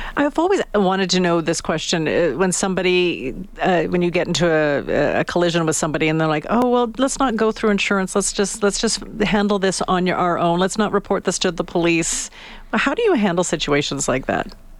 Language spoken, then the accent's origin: English; Canada; We're Canadian